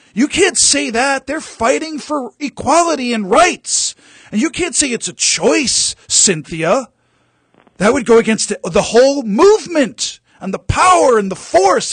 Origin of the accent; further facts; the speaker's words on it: Massapequa, New York, United States; I'm from Massapequa